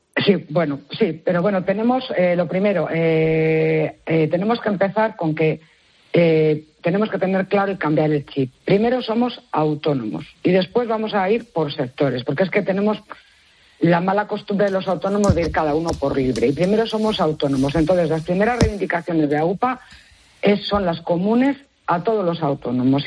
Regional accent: León, Castile and León, Spain; vienes mucho por mi tierra, saludos desde León

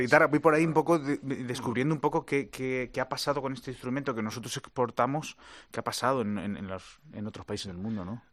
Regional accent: Madrid, Community of Madrid, Spain; also born or lived in Valencia; now in Los Angeles, United States; yo nací en Valencia, pero mi ciudad que, me vio ahí crecer es Madrid

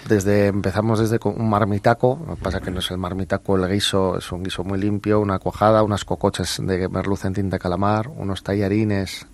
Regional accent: Bilbao, Basque Country, Spain; Yo soy de Bilbao

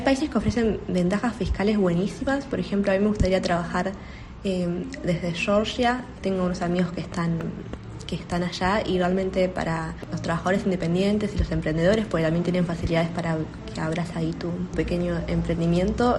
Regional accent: Argentina; yo soy de Argentina

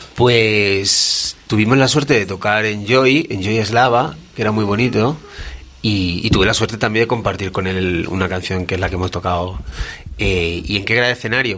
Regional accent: Badajoz, Extremadura, Spain; moved away as an adult; now in Madrid, Spain

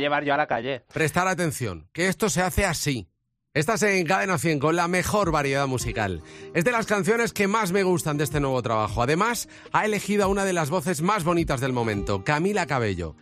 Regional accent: Jerez de la Frontera, Andalusia, Spain; yo soy de Jerez

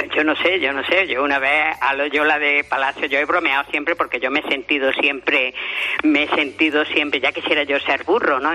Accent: Spain; soy el único español que ha salido en el programa de naturaleza de Olivia Newton-John

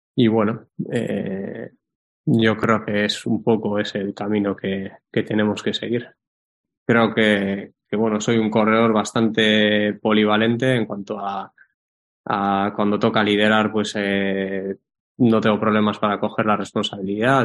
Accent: Guernica, Basque Country, Spain; por mi pueblo, por Guernica

